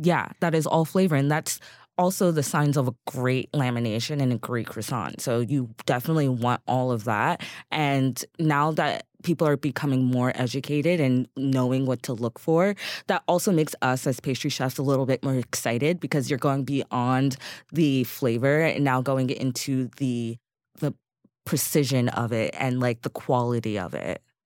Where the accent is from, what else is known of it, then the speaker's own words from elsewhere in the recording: Eastern Pennsylvania, United States; now in New York, United States; Eastern Pennsylvania